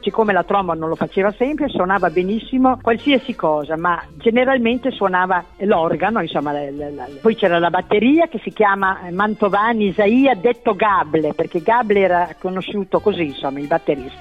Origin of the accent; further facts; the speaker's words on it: Emilia-Romagna, Italy; accent: Emilian; avevo la dizione un po' orrenda, da emiliana